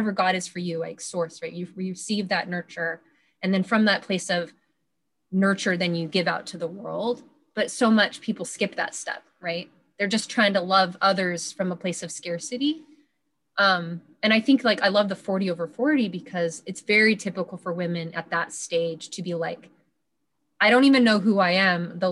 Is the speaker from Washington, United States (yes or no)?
yes; Washington, United States; my hometown here in Washington State